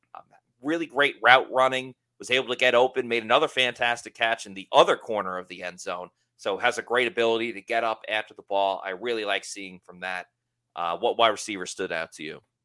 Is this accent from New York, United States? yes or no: yes; Long Island, New York, United States